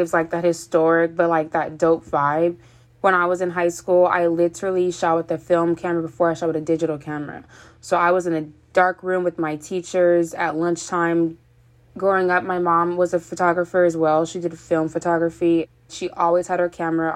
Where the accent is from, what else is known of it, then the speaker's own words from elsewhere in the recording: Fremont, California, United States; I'm from Fremont, California